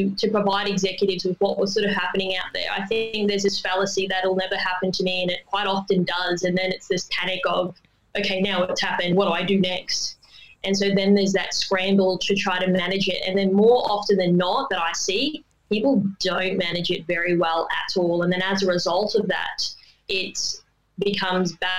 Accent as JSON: {"language": "English", "region": "Queensland", "country": "Australia", "tie": "born or raised there", "moved": "as an adult", "lives_now": "Sydney, Australia", "said": "I've been in Sydney 10 years, but I am a Queenslander. I was born there and family obviously were cane farmers"}